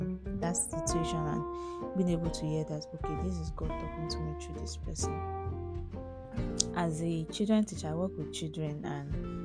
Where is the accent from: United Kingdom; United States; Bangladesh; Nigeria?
Nigeria; as a Nigerian adult